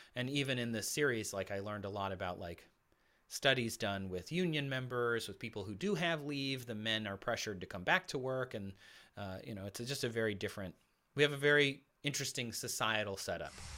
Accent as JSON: {"language": "English", "region": "Michigan", "country": "United States", "tie": "born or raised there", "moved": "yes", "lives_now": "Los Angeles, United States", "said": "my family's in Michigan still in the house I grew up in, my parents."}